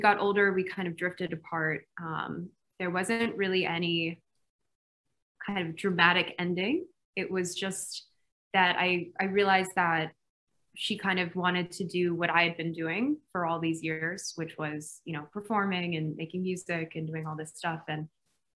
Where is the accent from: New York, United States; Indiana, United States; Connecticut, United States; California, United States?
New York, United States; New York City; I grew up in Brooklyn, New York.